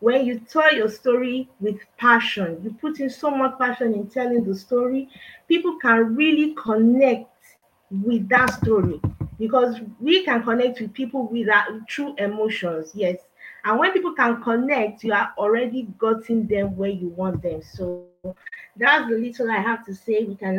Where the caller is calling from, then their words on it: Nigeria; I'm talking from Nigeria.